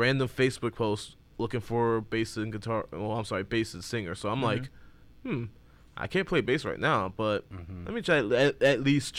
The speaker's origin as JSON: {"language": "English", "town": "Inkster", "region": "Michigan", "country": "United States", "said": "I am from Inkster, Michigan."}